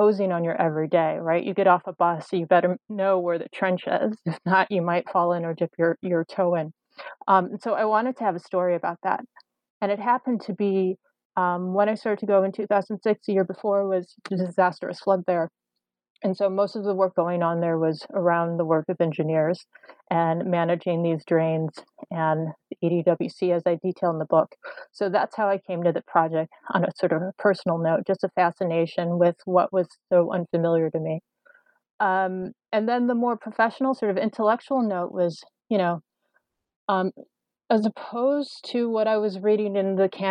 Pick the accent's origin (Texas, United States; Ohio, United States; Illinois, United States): Illinois, United States; Chicago; born or raised there; moved away as an adult